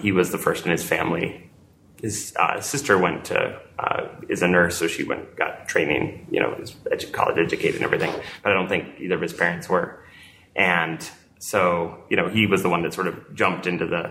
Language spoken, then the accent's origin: English; New Mexico, United States; moved away; I grew up in New Mexico